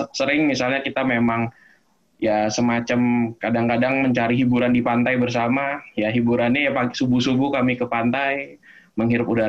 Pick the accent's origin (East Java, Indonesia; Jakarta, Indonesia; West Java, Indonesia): Jakarta, Indonesia; also born or lived in Yogyakarta; Jadi sebelumnya saya selama 9 tahun berada di Jogja, tapi memang aslinya dari Jakarta, lahir dan besar di Jakarta.